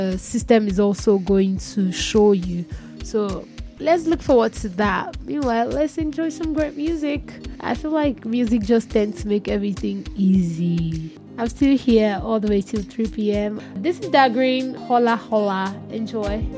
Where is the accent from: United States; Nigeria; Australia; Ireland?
Nigeria; I'm still generous as a Nigerian to another Nigerian